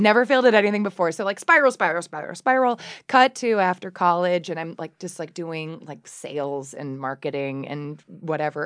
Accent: Ann Arbor, Michigan, United States; also born or lived in Okemos, Michigan; I grew up in Ann Arbor, uh, in the nineties

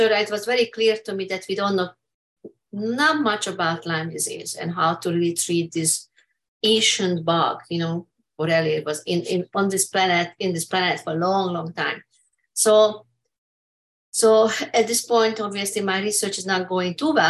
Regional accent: Hungary; English is a second language; moved away as an adult; now in United States; I'm from Hungary

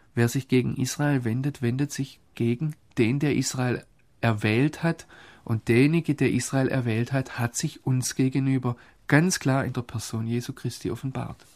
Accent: Germany; ich Deutscher bin

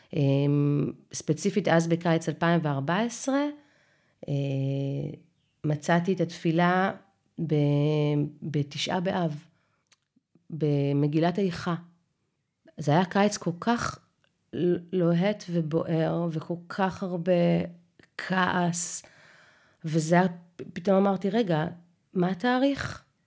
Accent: Israel; ואנחנו מדברים עברית תקנית ואוהבים את התנ"ך כי אנחנו ישראלים

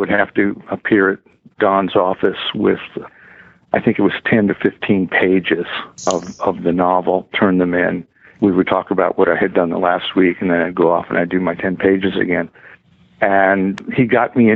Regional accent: just outside of Tucson, Arizona, United States; I grew up in Arizona, just outside of Tucson

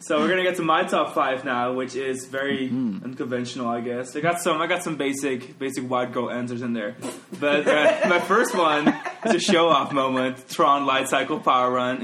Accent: Netherlands; now in Orlando, United States; I'm from Holland.

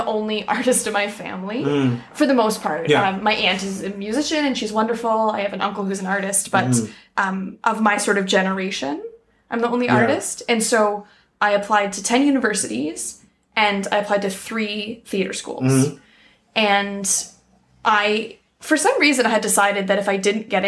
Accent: Toronto, Ontario, Canada; I grew up in Toronto

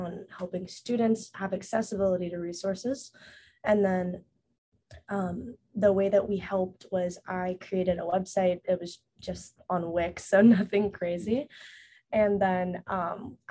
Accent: Knoxville, Tennessee, United States; moved away as an adult; also born or lived in China; now in Los Angeles, United States; I'm from Knoxville, Tennessee, but originally adopted from China

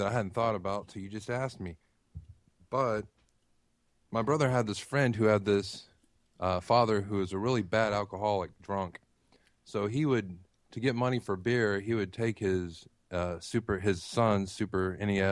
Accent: Texas, United States; now in Tennessee, United States; I live in Tennessee now, but I grew up in Texas

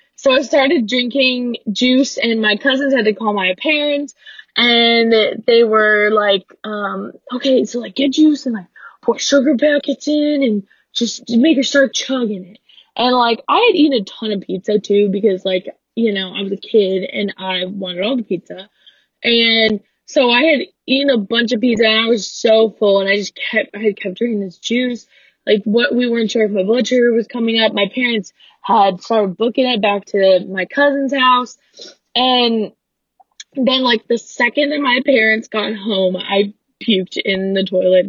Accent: Louisville, Kentucky, United States; I'm from Louisville, Kentucky

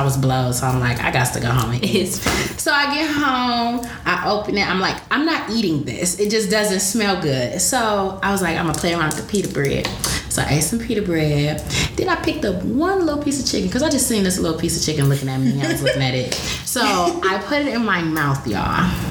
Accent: Detroit, Michigan, United States; I was born and raised on Detroit's West Side.

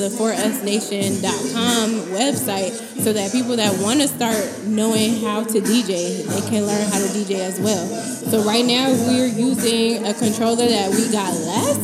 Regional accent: West Coast, United States; I'm from the West Coast.

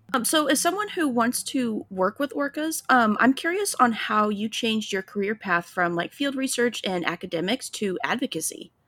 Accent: Illinois, United States; now in Florida, United States; we live down in Florida now, but I'm originally from Illinois

